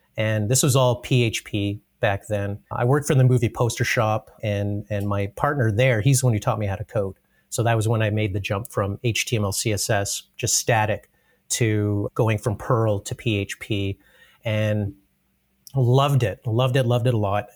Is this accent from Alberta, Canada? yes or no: yes; Brooks, Alberta, Canada; also born or lived in Calgary; I guess I'm born and raised Albertan, but mostly in Brooks. So I, I grew up in Brooks